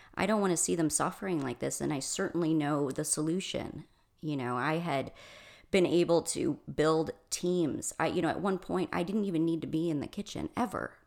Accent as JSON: {"language": "English", "region": "Michigan", "country": "United States", "moved": "as an adult", "lives_now": "Arizona, United States", "said": "I'm originally from Michigan."}